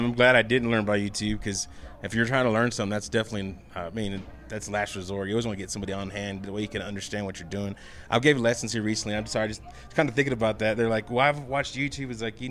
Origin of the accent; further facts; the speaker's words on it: Fort Worth, Texas, United States; Yes, I grew up in Diamond Hill, right in north side Fort Worth.